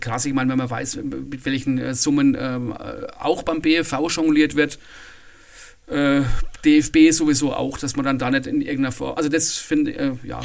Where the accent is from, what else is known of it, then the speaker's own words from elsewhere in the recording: Bavaria, Germany; bei uns in Bayern